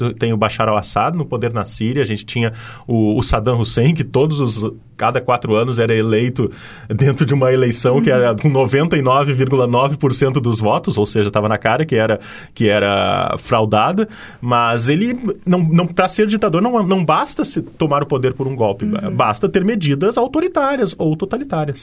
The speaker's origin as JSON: {"language": "Portuguese", "country": "Brazil", "said": "como brasileiro"}